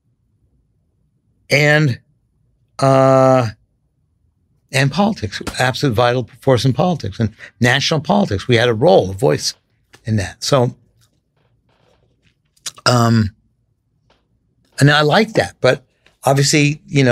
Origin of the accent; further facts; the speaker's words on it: San Francisco, California, United States; I grew up in San Francisco